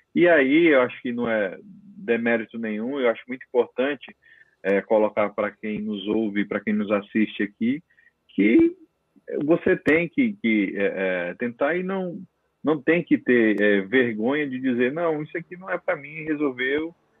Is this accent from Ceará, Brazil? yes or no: no; interior of Paraíba, Brazil; also born or lived in Natal; now in São Paulo, Brazil; minha mãe, que a família toda tinha farmácia no interior da Paraíba, eu sou paraibano, né? E eu fui criado dentro daquele vamos dizer, uma palavra que está bem moda, daquele ecossistema ali